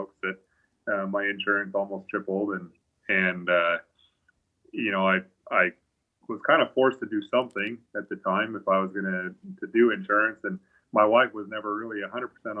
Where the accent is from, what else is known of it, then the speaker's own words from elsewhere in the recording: Aberdeen, Idaho, United States; moved away; also born or lived in Blackfoot, Idaho / Missouri; I was born in Blackfoot, but I grew up in Aberdeen, actually was on the other side of Snake River.